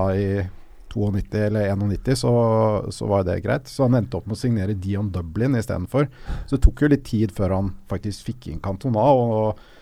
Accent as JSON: {"language": "Norwegian", "region": "Oslo", "country": "Norway", "said": "Jeg er også fra Smestad"}